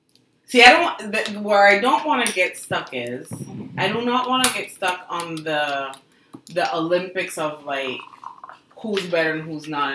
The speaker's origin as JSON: {"language": "English", "country": "Panama", "moved": "yes", "said": "I'm from Panama"}